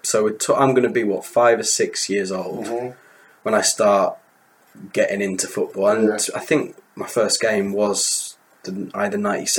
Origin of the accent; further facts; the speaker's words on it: Kendal, North West England, United Kingdom; growing up in Kendal